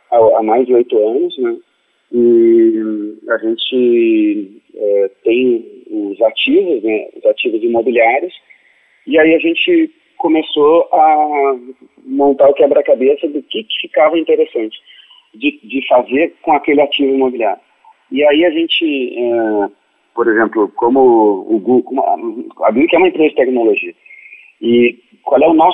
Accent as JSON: {"language": "Portuguese", "town": "Porto Alegre", "region": "Rio Grande do Sul", "country": "Brazil", "tie": "born there", "said": "Não, eu, eu, eu nasci em Porto Alegre, né? Uh, me formei em engenharia na, na, na federal aí."}